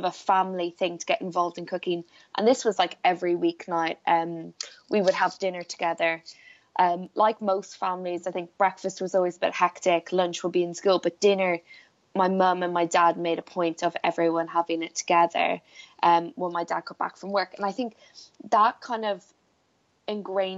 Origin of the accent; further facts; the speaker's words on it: Blackrock, Leinster, Ireland; I grew up in Ireland on the East Coast in a place called Black Rock, which is like a little fishing village